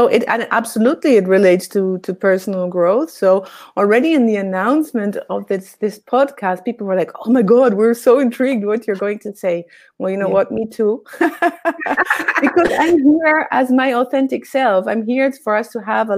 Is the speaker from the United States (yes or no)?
no; Argentina; I grew up in Argentina, I'm Argentinian